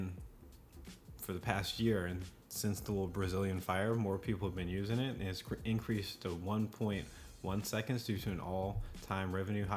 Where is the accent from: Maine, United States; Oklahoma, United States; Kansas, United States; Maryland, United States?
Oklahoma, United States; we're from Oklahoma.